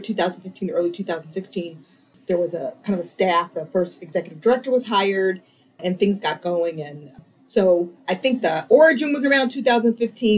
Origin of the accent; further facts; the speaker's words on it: Dayton, Ohio, United States; now in Rochester, United States; my sister and I were raised in Dayton in this beautiful little neighborhood